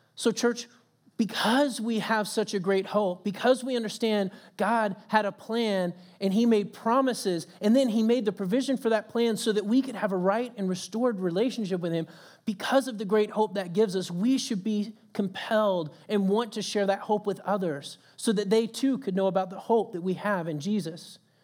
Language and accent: English; Texas, United States; moved away; coming from Texas